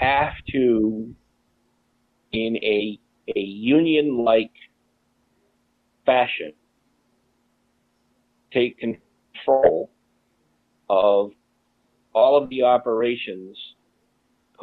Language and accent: English; United States; I am an American